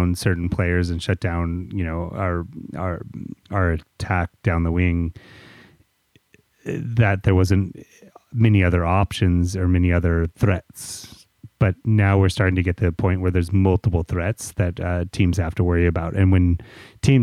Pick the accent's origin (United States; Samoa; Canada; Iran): United States; as American podcasters